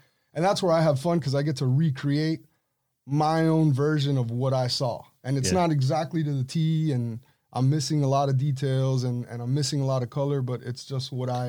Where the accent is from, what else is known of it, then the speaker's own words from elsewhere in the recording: Punta Gorda, Florida, United States; Like, growing up in Punta Gorda, it was just a different life.